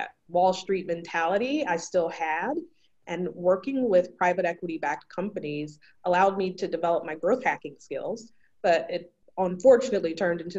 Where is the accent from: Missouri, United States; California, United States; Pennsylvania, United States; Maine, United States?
Pennsylvania, United States; Philadelphia; Born and raised in Philadelphia